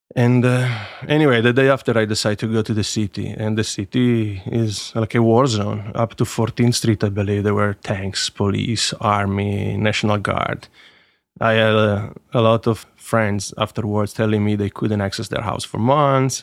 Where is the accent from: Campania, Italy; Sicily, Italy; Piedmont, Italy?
Piedmont, Italy; Turin; I was born in Torino and, uh, soon moved just in the outskirts of the city because my father was, uh, put in charge of a factory that was opening to manage the staff. And, uh, so I grew up just outside of Torino